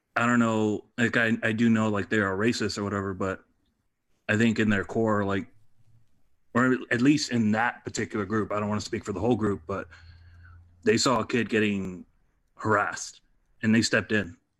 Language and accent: English; Detroit, Michigan, United States; moved away as an adult; also born or lived in Reading, Pennsylvania / Boston, Massachusetts; now in Los Angeles, United States; I'm initially from Detroit